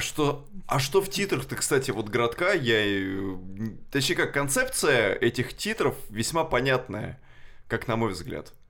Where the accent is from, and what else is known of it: Kashira, Moscow Oblast, Russia; born or raised there